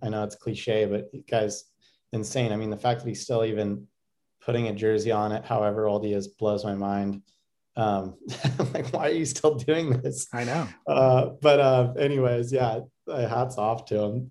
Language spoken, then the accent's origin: English; United States